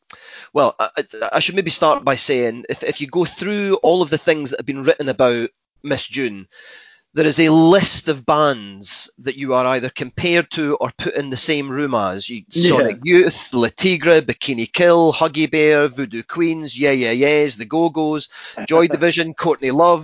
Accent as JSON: {"language": "English", "region": "Scotland", "country": "United Kingdom"}